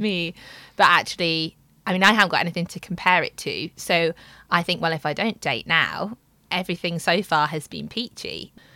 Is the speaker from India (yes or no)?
no; Midlands, United Kingdom; moved away as an adult; now in London, United Kingdom; I am 31 and I'm from the Midlands. Been living in London for about six years